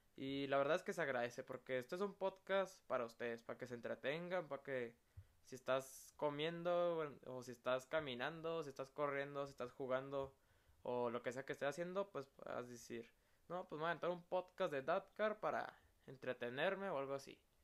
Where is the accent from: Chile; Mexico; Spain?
Mexico; como todo mexicano